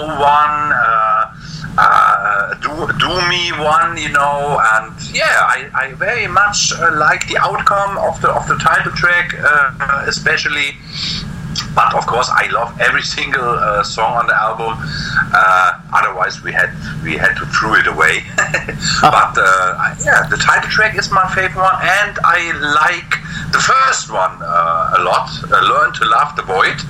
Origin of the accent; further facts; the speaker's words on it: Germany; we in Germany